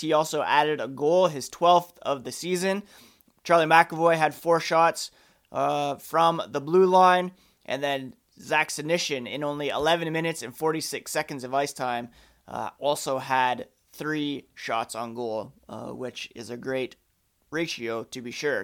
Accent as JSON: {"language": "English", "country": "Canada", "said": "me being Canadian"}